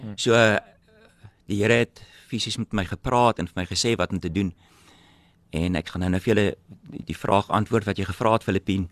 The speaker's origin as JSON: {"language": "Afrikaans", "town": "Cape Town", "region": "Western Cape", "country": "South Africa", "tie": "born or raised there", "also_born_or_lived": "Robertson", "said": "Ek het groot geword in Epping en julle almal weet waar Epping is, nie Ryterwag nou nie, die ou Epping"}